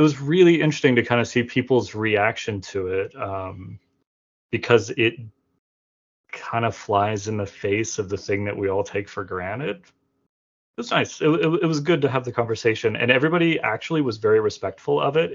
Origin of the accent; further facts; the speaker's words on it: Florida, United States; now in Montgomery, United States; I'm from Florida and I currently live in Montgomery, Alabama.